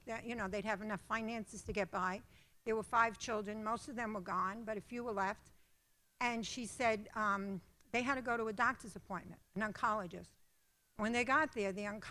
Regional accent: New York City, New York, United States; moved away as an adult; Mike and I were born and raised in the Bronx

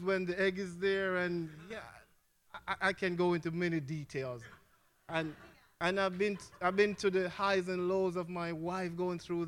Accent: Jamaica; moved away; I'm from Jamaica. I don't know if my accent gives it away

